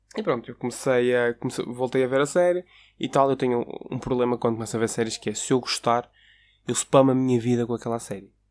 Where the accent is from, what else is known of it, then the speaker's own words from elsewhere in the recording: Porto, Norte, Portugal; eu trabalho no Porto, eu sou do Porto